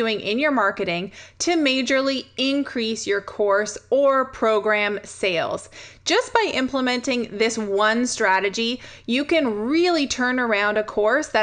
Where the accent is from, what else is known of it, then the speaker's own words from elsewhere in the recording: Canada; I'm a Canadian